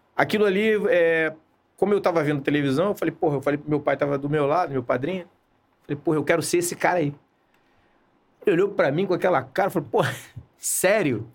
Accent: Rio de Janeiro, Brazil; E a minha, a minha adolescência eu passei em Copacabana.

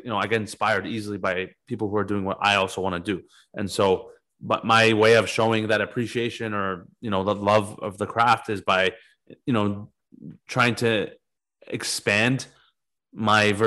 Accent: Toronto, Ontario, Canada; I'm from fucking Scarborough, Ontario. Like my parents are from Iran

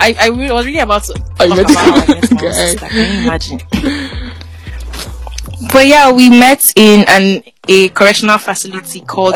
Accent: Anambra, Nigeria; I am Igbo from Anambra State, Nigeria.

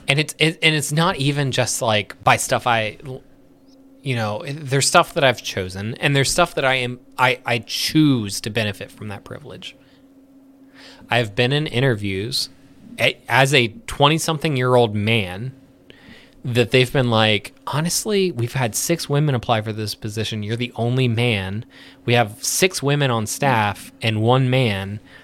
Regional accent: United States; We were born here

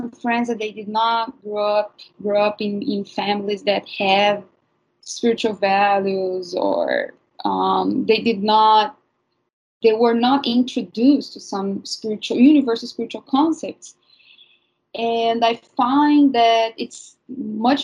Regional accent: Brazil; moved away; I'm from Brazil, and I grew up among spiritual healers

